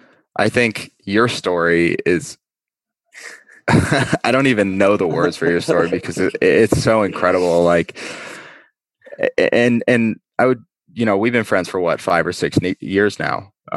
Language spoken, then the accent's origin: English; Las Vegas, Nevada, United States; born there; I was born in Vegas, which people are always like, what? You were born in Vegas?